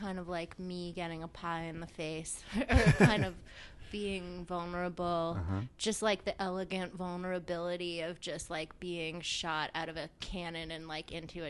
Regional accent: Montreal, Quebec, Canada; Montreal. So, it was pretty cozy. My mom and dad had both grown up there, and my grandparents too, more or less.

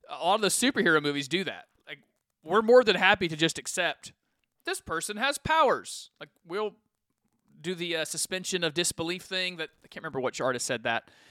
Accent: Ferkessédougou, Savanes, Côte d’Ivoire; Well, in the flesh, I came from Ferkessédougou, Ivory Coast.

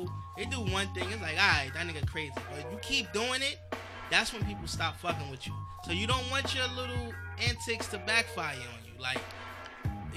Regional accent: New York City, New York, United States; I'm from Brooklyn

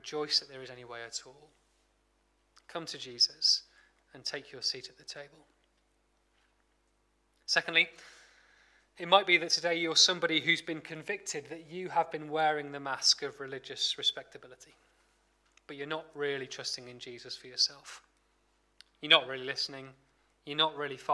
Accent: Blackpool, North West England, United Kingdom; I'm from Blackpool

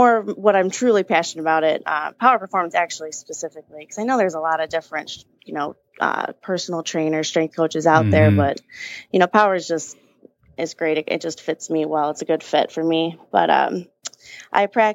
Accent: Allen Park, Michigan, United States; I'm from the Downriver area, Allen Park specifically. I graduated from Allen Park.

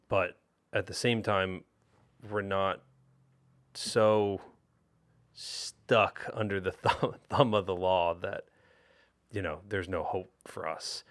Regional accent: New Jersey, United States; growing up in South Jersey

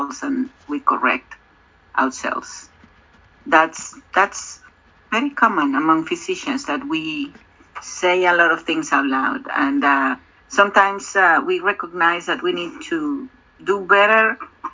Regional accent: Mexico; I'm from Mexico

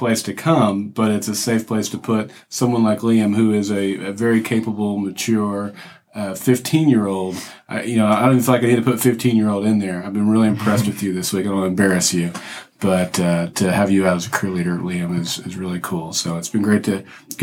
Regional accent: Oklahoma, United States; Yeah, I'm from Oklahoma

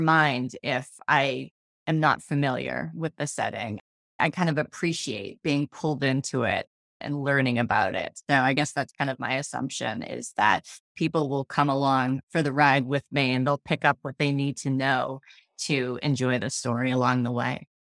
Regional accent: Massachusetts, United States; I was born and raised here

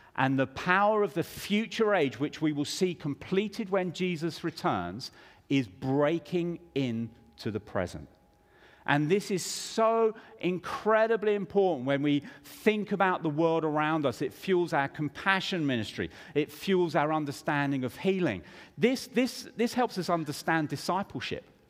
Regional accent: United Kingdom; I grew up in the United Kingdom

